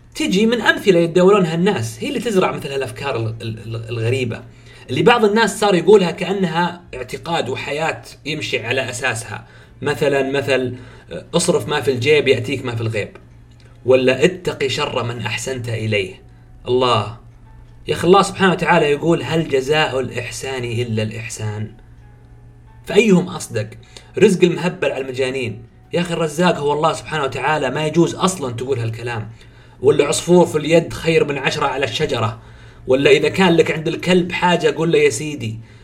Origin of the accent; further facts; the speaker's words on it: Saudi Arabia; عندنا في السعوديه